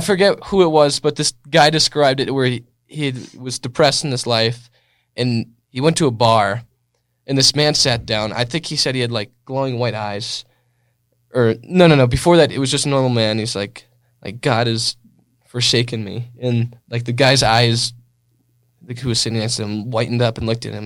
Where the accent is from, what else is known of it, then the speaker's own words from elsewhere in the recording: California, United States; I was born in California, and I was raised